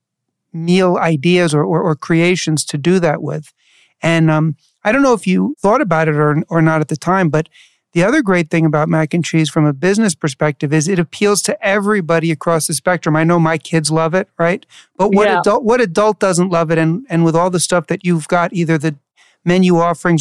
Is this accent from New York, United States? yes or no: yes; New York City, New York, United States; I grew up in New York City